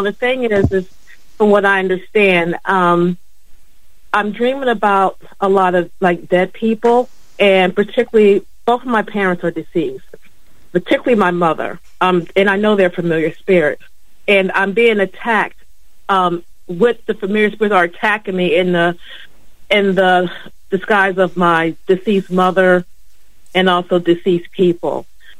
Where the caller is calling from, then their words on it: Philadelphia, Pennsylvania, United States; Hi. Hi, this is … from Philadelphia.